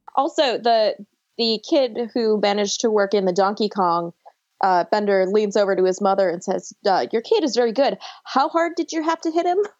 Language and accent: English; Buffalo, New York, United States; also born or lived in Long Island, New York; now in North Carolina, United States; I was born on Long Island and I grew up in Buffalo and now I live in North Carolina